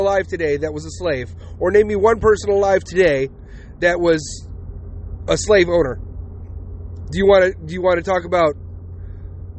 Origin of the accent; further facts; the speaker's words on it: United States; we as the American people